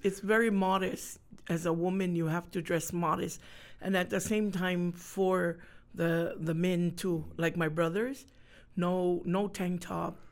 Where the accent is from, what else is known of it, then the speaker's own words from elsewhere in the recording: Honolulu, Hawaii, United States; also born or lived in Tonga; I grew up in town.